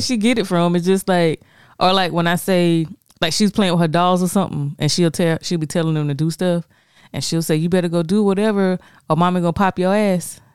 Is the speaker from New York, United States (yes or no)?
no; Florence, South Carolina, United States; I'm born and raised in Florence, and I still fucking live here. I still live in Florence.